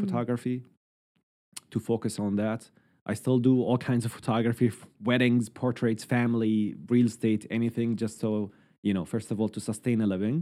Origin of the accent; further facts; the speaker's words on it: Syria; moved away as an adult; now in Halifax, Canada; I am from Syria